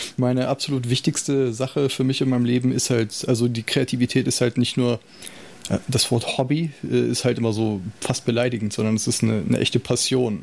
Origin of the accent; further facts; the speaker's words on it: Salzgitter, Lower Saxony, Germany; ich bin in Salzgitter groß geworden